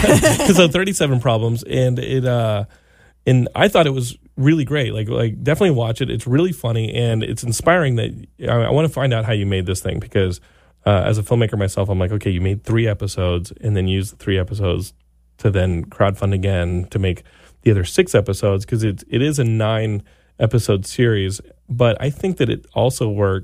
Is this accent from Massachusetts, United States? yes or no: no; Texas, United States; I grew up in Texas, of course, and they all have big trucks